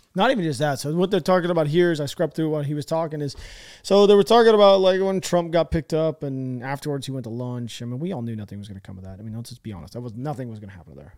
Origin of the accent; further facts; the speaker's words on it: United States; I'm an American